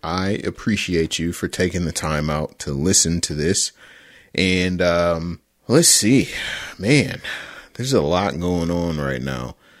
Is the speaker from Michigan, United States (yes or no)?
yes; Detroit, Michigan, United States; my hometown team, the Detroit Football Lions